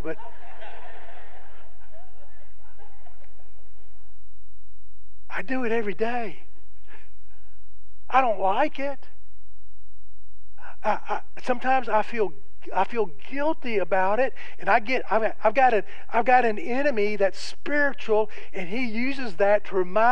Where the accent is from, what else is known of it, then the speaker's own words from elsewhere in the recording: the South, United States; being a Southerner